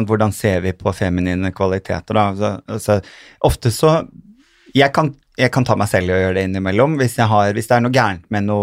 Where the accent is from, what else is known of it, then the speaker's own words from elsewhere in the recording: Sandefjord, Vestfold, Norway; also born or lived in Kjerringøy / Bodø; jeg har jo vokst opp og gått skole i Sandefjord